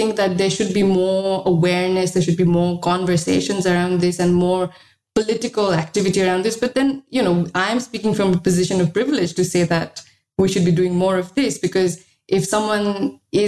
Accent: Sikkim, India; moved away; also born or lived in Delhi; I'm from Sikkim.

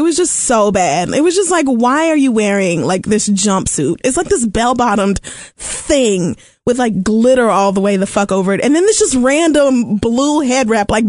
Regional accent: Tulsa, Oklahoma, United States; And so I grew up in Tulsa.

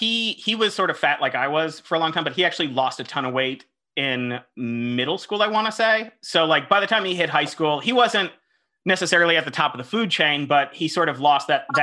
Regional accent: Broward County, near Fort Lauderdale, South Florida, United States; I grew up in South Florida in Broward County, right outside Fort Lauderdale, about an hour north of Miami.

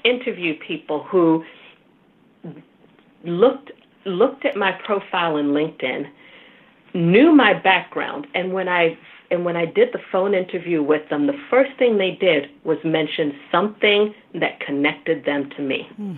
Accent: Nigeria; Now, the being Nigerian is unique in that, you know, getting invited to the boardroom also means getting the job, right?

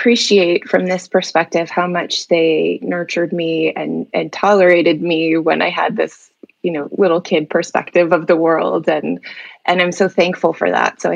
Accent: Somers, New York, United States; also born or lived in Ithaca, New York; I had grown up in a town called Somers, New York

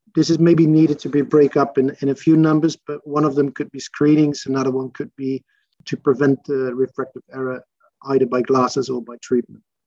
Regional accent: Arnhem, Gelderland, Netherlands; also born or lived in Maastricht, Netherlands; I was born in Arnhem uh, in the Netherlands

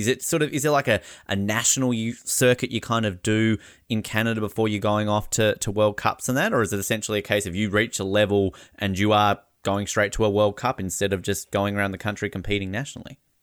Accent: Australia; as an Australian

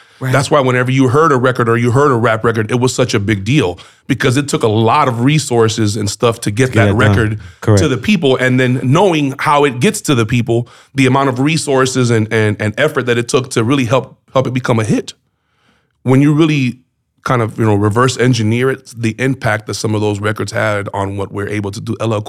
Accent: Miami, Florida, United States; my roots are in Miami.

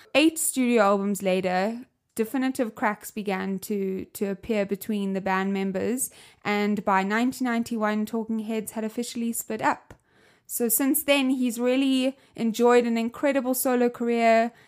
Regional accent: South Africa; I'm from South Africa, as you can hear my accent

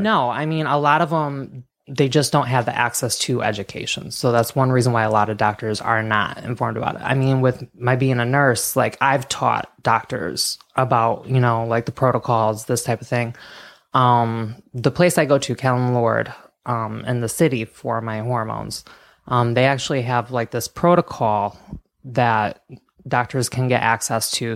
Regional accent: Michigan, United States; I grew up in Michigan, very small farming town

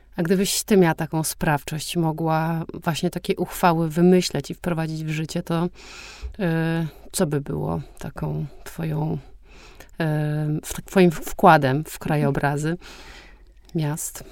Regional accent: Warsaw, Masovian Voivodeship, Poland; ja nie lubię Warszawy, mimo że jestem stąd i mieszkam tutaj

